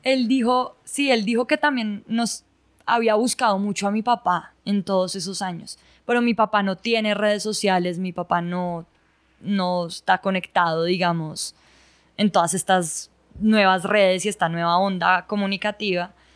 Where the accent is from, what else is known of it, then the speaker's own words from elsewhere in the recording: Bogotá, Colombia; also born or lived in Ibagué, Colombia; yo nací en Ibagué, pero a los dos meses de estar en Ibagué ya nos vinimos para Bogotá y desde ahí hemos vivido en Bogotá pues toda la vida.